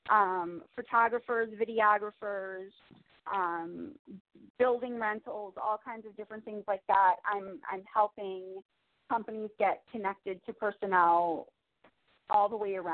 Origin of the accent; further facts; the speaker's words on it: New York City, New York, United States; I'm from New York City